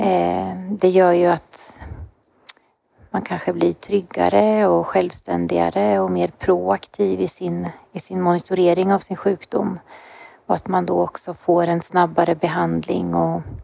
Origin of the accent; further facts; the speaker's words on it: Östergötland, Sweden; accent: Östergötland; jag bor i Linköping, jag är östgöte, det hörs säkert